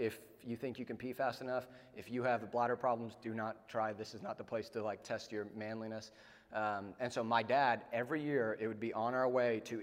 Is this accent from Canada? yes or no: no; South Africa; now in United States; I'm from South Africa.